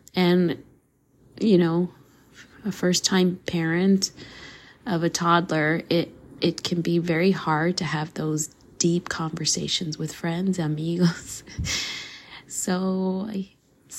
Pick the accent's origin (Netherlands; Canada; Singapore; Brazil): Canada; also born or lived in Costa Rica; So, nací Costa Rica, crecí in Canada